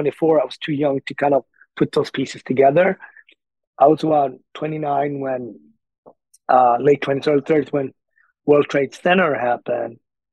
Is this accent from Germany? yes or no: no; Sweden; moved away as an adult; also born or lived in Ethiopia; now in New York City, United States; I grew up in Sweden, but my adult life had really been lived in New York City